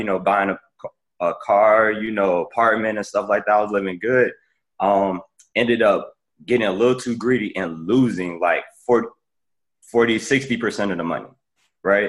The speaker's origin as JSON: {"language": "English", "town": "Chicago", "region": "Illinois", "country": "United States", "moved": "as an adult", "lives_now": "Washington, D.C., United States", "said": "I'm from, like Brett said, I'm from Chicago"}